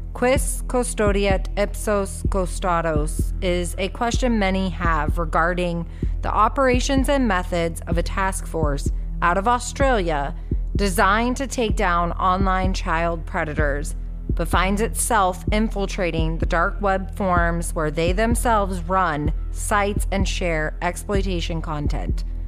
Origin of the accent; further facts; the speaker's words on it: United States; I grew up, me personally, I grew up in America